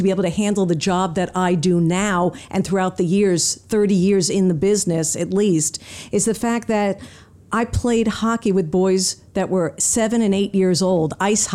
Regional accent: Long Island, New York, United States; moved away as an adult; also born or lived in Seattle; I grew up on Long Island, middle-class family

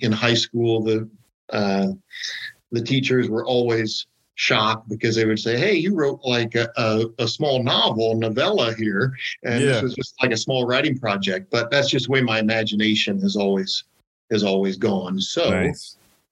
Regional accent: Ohio, United States; I'm from Ohio

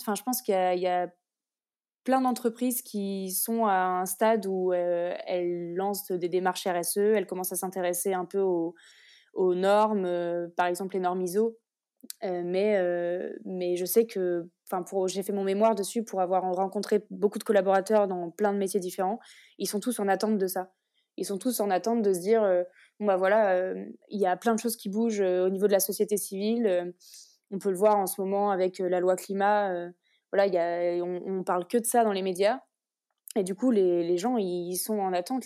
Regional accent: Orléans, Centre-Val de Loire, France; also born or lived in Lille; je viens d'Orléans, j'étais à l'EDEC de Lille et, là je suis revenue dans la région pour faire mon alternance

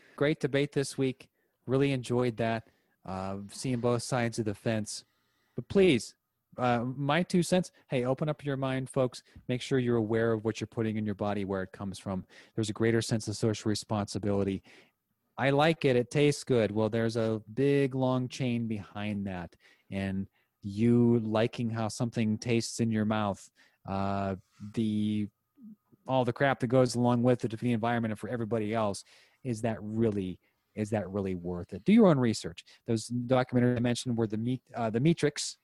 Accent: United States; I'm an American

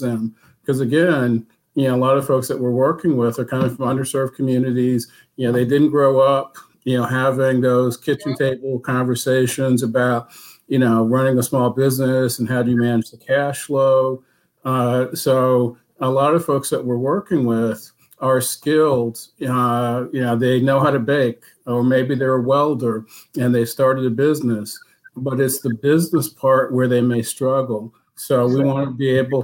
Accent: Durham, North Carolina, United States; I grew up in Durham, went to Hillside High School

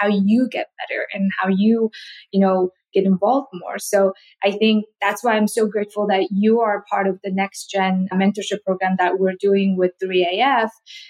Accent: Mongolia; moved away; also born or lived in South Korea; So growing up in Mongolia, I didn't get to eat a lot of fruit because it's just so expensive and we don't have a lot. And when I first moved to South Korea

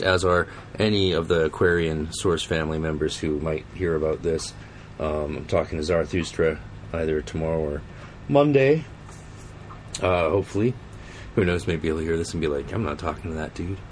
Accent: Canada; We're Canadian

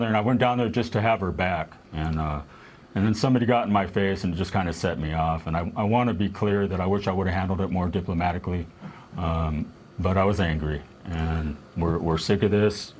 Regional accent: Martinez, California, United States; I grew up in Martinez

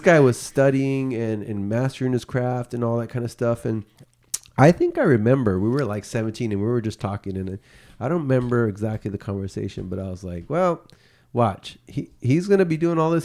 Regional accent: Bay Area, California, United States; we grew up in the Bay Area

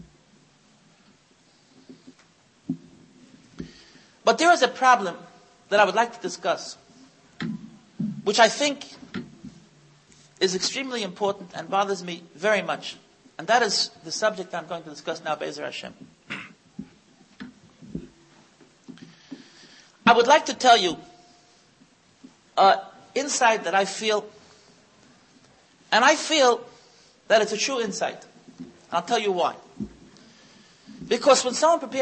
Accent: United States; now in Israel; I was born in the United States

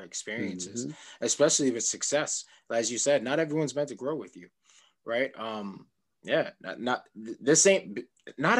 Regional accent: New York City, New York, United States; I'm from Queens

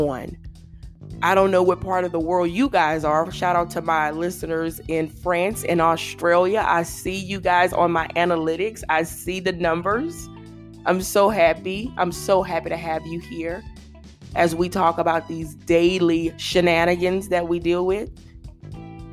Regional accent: Louisiana, United States; I'm from Louisiana

